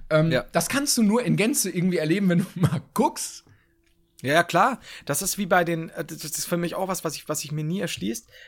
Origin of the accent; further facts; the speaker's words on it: Bavaria, Germany; Nee, das stimmt, ich bin Franke.